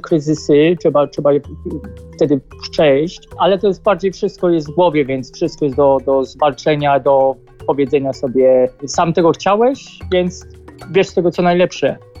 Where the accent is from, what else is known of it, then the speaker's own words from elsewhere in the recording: Poland; accent: heavy Polish accent (in English); Mam ciężki jednak angielski akcent, znaczy angielski, polski akcent